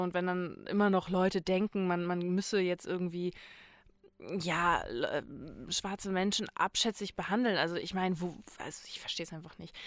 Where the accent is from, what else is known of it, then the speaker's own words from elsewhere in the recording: Itzehoe, Schleswig-Holstein, Germany; Ich komme, also ich komme aus Itzehoe